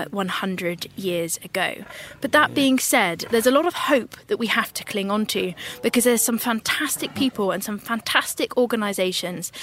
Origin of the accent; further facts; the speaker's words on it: United Kingdom; I'm a British naturalist and TV presenter